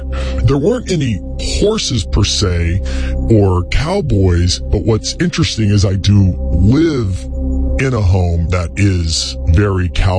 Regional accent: Kansas, United States; moved away; I grew up in the Midwest and exactly the state that I grew up in, Kansas.

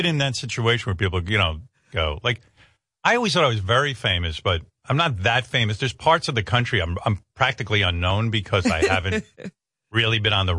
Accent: Northeast, United States; I grew up in the Northeast.

